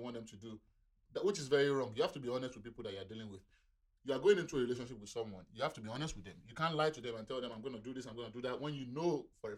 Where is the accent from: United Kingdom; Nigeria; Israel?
Nigeria; I'm a Nigerian man